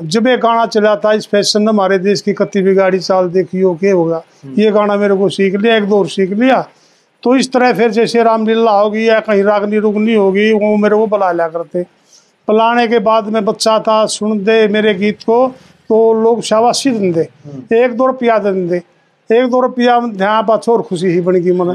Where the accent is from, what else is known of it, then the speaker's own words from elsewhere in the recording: Khanda village near Igra, Haryana, India; मेरे गांव में एक निहाल धानक संघ ही होया करता खांडे